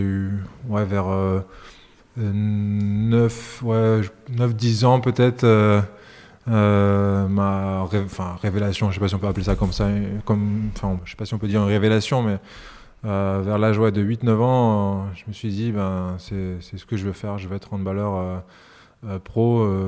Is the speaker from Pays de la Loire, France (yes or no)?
no; Strasbourg, Grand Est, France; also born or lived in Yugoslavia / Niš, Serbia; de 0 à 4 ans quand j'étais en, ex-Yougoslavie, mais mes premiers vrais souvenirs euh, remontent quand on arrive en France, à, Strasbourg et en Alsace.